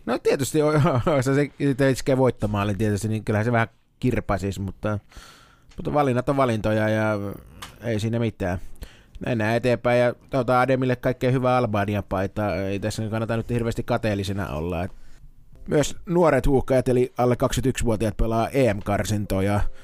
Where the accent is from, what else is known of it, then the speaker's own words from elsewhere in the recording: Lahti, Päijät-Häme, Finland; Mä oon Lahdesta